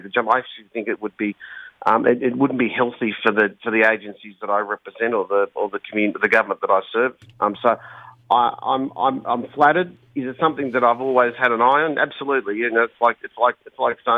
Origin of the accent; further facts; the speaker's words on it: Bankstown, New South Wales, Australia; growing up in Bankstown